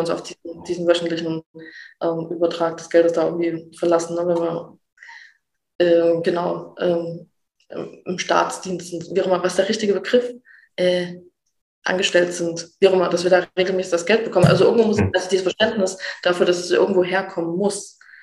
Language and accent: German; Saxony, Germany; ich mich als Sachse, auch als Ossi